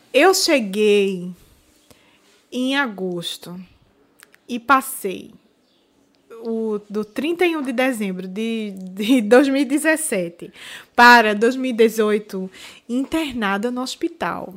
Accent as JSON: {"language": "Portuguese", "country": "Brazil", "moved": "as an adult", "lives_now": "Portugal", "said": "eu era a única brasileira"}